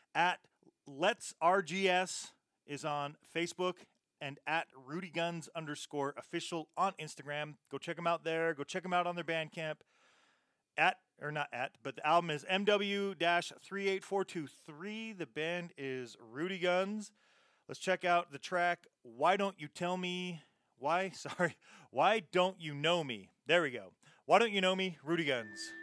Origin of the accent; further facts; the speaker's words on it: Utah, United States; I'm just from Utah